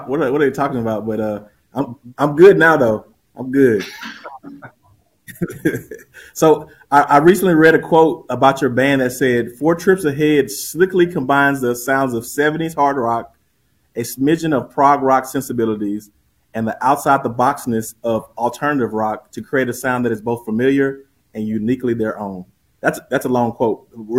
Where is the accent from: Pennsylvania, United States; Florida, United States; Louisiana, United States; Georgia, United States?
Louisiana, United States; I'm from Louisiana